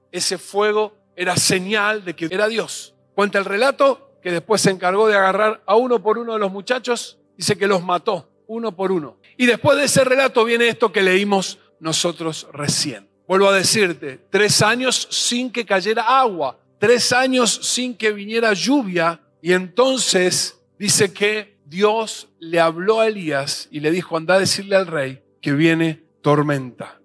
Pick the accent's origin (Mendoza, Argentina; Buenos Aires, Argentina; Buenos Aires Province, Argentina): Mendoza, Argentina; somos mendocinos